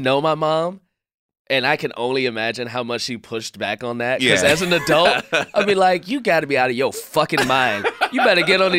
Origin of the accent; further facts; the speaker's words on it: Chicago, Illinois, United States; growing up in Chicago, like I feel like I've had all different the whole gambit of Chicago. Like I grew up on the South Side